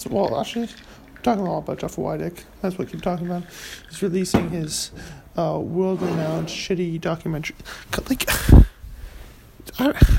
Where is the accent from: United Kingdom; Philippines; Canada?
Canada; I am Canadian